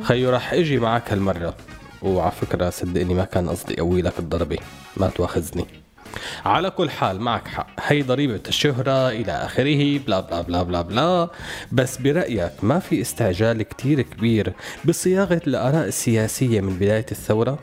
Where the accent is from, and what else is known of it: Syria